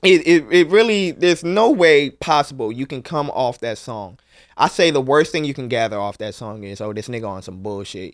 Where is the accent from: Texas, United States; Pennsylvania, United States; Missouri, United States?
Pennsylvania, United States; Philadelphia; me growing up in North Philly